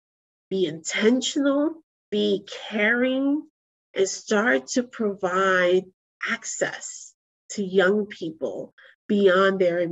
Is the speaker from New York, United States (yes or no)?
yes; Bronx, New York, United States; You know, I grew up in the Army brat. When my parents divorced, I ended up in the heart of the South Bronx.